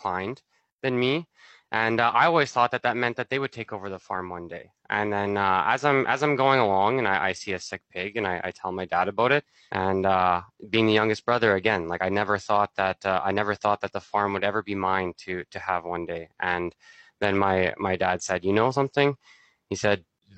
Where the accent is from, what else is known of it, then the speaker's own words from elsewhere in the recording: Altona, Manitoba, Canada; I'm from Altona, Manitoba, which is an hour south of Winnipeg, right at the border. So that's where I grew up